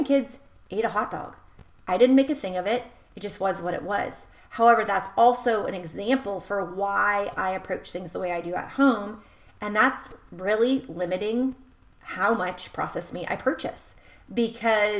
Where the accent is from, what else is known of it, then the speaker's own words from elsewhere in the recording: United States; someone who's born and raised in America